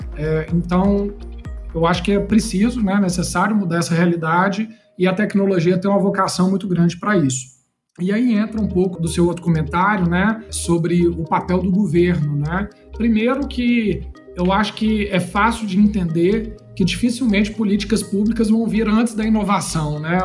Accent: Brazil; a gente é brasileiro

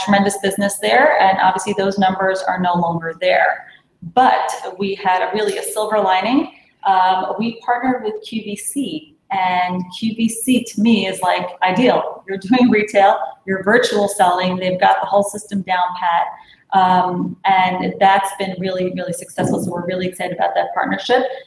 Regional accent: New York City, New York, United States; I was born and raised in Brooklyn

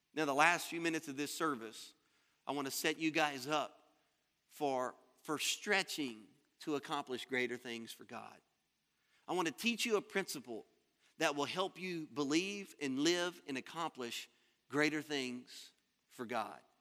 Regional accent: Louisiana, United States; moved away as an adult; now in Florida, United States; I'm from Louisiana. I was born and raised there.

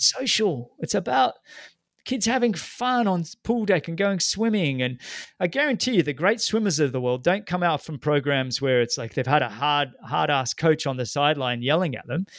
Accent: Australia; growing up in Australia

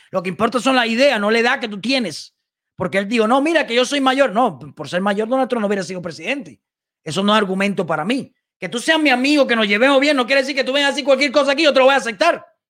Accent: Cuba; now in United States; ni soy cubano

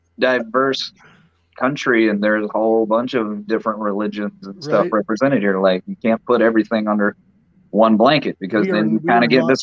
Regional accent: the South, United States; I was born and raised here in the South, and there are certain things about it that I like.

